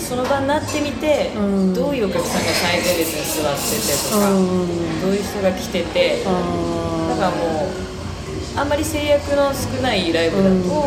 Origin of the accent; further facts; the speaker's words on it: Fukuoka, Japan; moved away; also born or lived in Tokyo; 地元に帰とりあえず拠点を移して